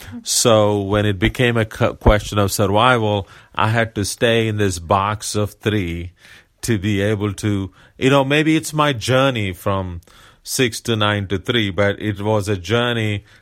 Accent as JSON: {"language": "English", "country": "India", "said": "but as an Indian, coming from India, and the type of community I come from"}